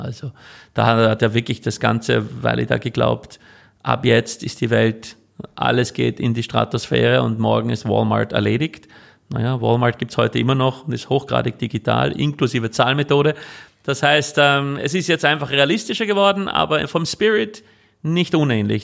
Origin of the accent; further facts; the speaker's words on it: Switzerland; moved away as an adult; also born or lived in California, United States / Vienna, Austria; now in Austria; ich bin ja eigentlich Schweizer, in die Schweiz zurück und dann meine Eltern besucht